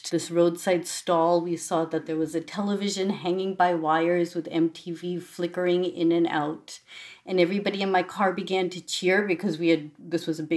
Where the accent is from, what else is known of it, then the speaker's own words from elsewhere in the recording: Boston, Massachusetts, United States; I grew up in Boston